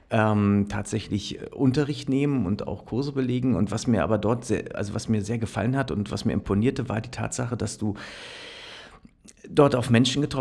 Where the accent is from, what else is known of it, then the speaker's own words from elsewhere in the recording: Berlin, Germany; ich bin aufge also aufgewachsen und geboren tatsächlich in Berlin. Ähm, äh, habe da meine Kindheit verbracht